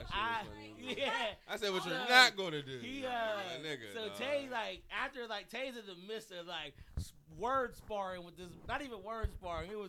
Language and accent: English; Manchester, United States; I'm from Manchester. Like this place holds a very special place to me.